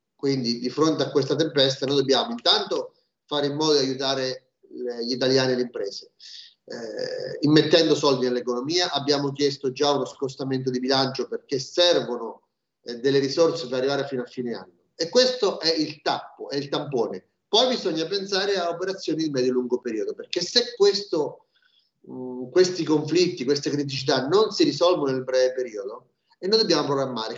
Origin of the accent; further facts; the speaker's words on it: Marche, Italy; Io sono marchigiano